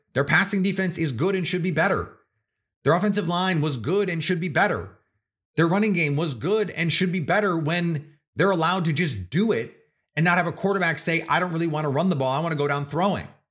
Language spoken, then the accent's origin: English; Milwaukee, Wisconsin, United States; I'm from Milwaukee. I grew up in Milwaukee.